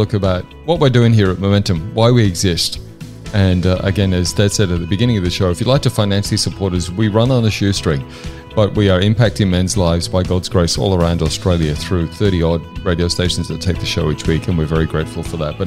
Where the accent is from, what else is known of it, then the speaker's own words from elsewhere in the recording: Hexham, North East England, United Kingdom; moved away; also born or lived in York; I was born in York in the UK in the early 70s, and then my family moved up to the northeast of England